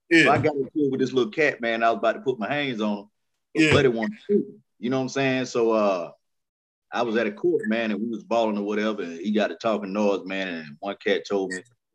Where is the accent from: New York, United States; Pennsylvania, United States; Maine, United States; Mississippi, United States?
Mississippi, United States; Hattiesburg; also born or lived in Florida; now in Jacksonville, United States; I'm really from Mississippi, man, you know what I'm saying, Hattiesburg